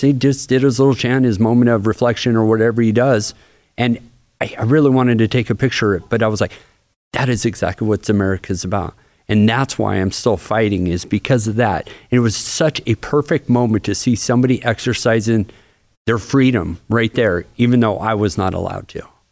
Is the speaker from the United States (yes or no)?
yes; Bremerton, Washington, United States; moved away as an adult; now in Florida, United States; that's my hometown